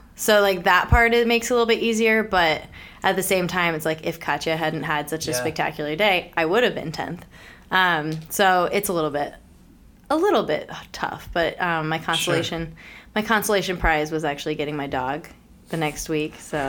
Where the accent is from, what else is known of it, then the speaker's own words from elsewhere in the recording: Richmond, Virginia, United States; Richmond, Virginia.